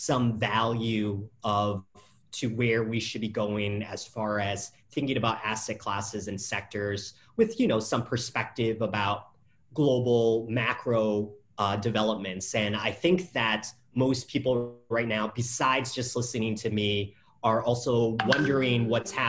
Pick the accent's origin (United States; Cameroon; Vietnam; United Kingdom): Vietnam; I'm from Vietnam